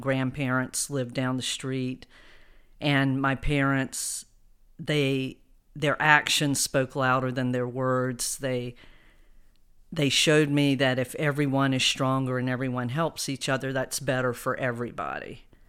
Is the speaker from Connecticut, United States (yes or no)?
no; Fayetteville, North Carolina, United States; also born or lived in Philadelphia / New York; now in Wilmington, United States; We grew up in Fayetteville, North Carolina